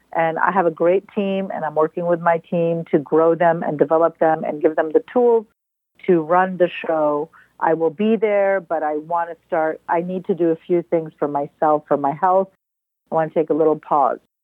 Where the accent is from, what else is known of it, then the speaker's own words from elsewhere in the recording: Lebanon; moved away; also born or lived in Libya / New York / San Francisco Bay Area / Belgium; I was born in Libya and I grew up in Lebanon